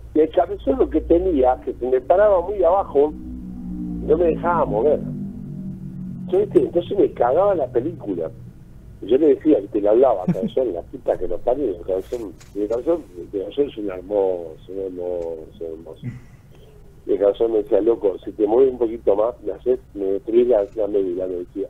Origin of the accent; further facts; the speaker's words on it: Argentina; moved away; soy un Renek argentino.